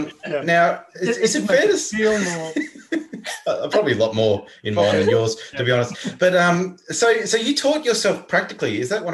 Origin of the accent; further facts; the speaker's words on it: Tasmania, Australia; I'm from Tasmania